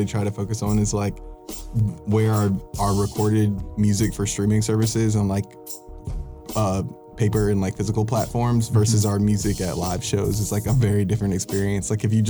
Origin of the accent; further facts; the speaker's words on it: Matthews, North Carolina, United States; There's a little debate about where I'm from too, but I'm gonna again go with Charlotte, North Carolina, and but I'm from Matthews, if you know where that is outside of Charlotte.